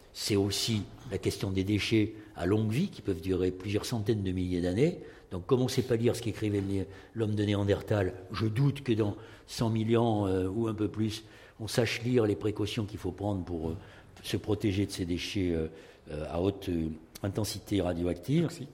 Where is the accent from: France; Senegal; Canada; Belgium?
France; Bordeaux, Nouvelle-Aquitaine; moi, je suis de Bordeaux